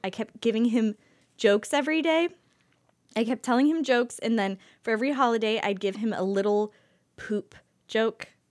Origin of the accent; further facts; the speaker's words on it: Youngstown, Ohio, United States; moved away; I come from Youngstown where people are already on their second kid right now